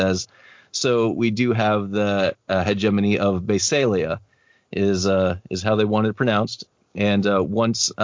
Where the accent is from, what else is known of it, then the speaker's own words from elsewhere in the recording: United States; I am obviously American